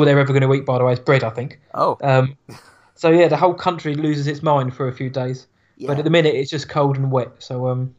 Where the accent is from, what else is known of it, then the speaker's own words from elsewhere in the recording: United Kingdom; being British